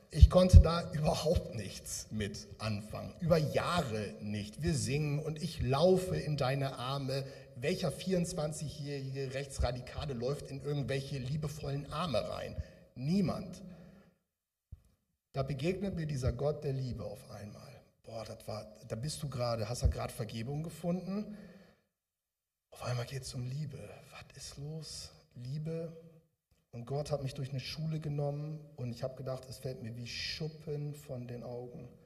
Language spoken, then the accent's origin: German; Bremen, Germany; now in Ruhr area, Germany; Ich komme aus dem Ruhrgebiet jetzt, eigentlich komme ich aus der Richtung Bremen, habt ihr ja gehört, bei Pferden aller.